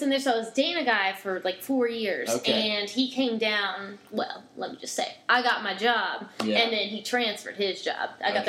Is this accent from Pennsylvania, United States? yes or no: no; Norfolk, Virginia, United States; If you're not like I'm from Norfolk, like Newport News area, and it's the same thing. It's military.